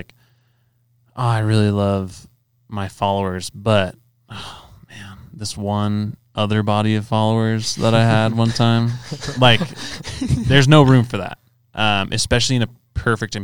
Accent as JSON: {"language": "English", "region": "Southern California", "country": "United States", "tie": "born or raised there", "said": "where I grew up in Southern California"}